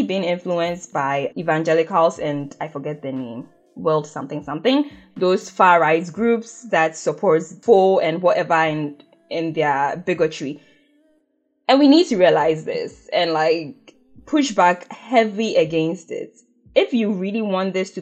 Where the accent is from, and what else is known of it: Ghana